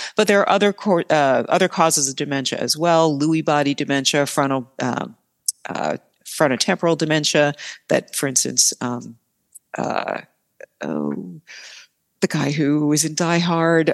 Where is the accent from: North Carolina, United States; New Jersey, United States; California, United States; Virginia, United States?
New Jersey, United States; northern; moved away as an adult; also born or lived in Pennsylvania / Baltimore, Maryland / Boston, Massachusetts; now in Milwaukee, United States; I'm originally from New Jersey, northern New Jersey, outside of New York City